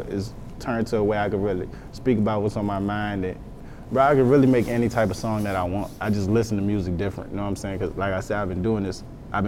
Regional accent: Texas, United States; I'm from Texas.

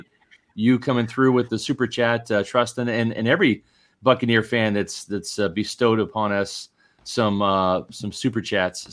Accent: Kansas City, Missouri, United States; I grew up in Kansas City

